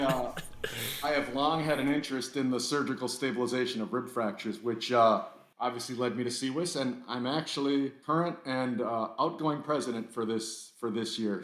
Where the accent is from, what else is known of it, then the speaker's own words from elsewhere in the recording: Milwaukee, Wisconsin, United States; also born or lived in Detroit; born and raised in Milwaukee, Wisconsin. I'm about as local as you can get.